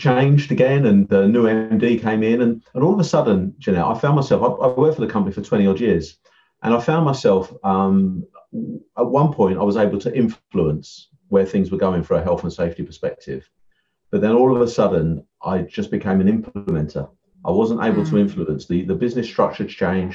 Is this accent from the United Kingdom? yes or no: yes; Essex, East of England, United Kingdom; also born or lived in Yorkshire; I'm from Essex. I'm Essex man, as they say. So, I grew up in sort of Southend and sort of Colchester areas